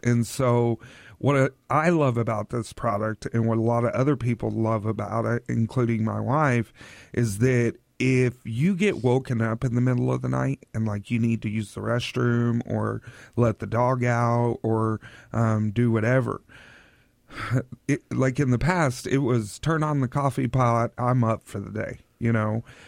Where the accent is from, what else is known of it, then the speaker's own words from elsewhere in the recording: Oklahoma, United States; now in Tri-Cities, United States; I'm from Oklahoma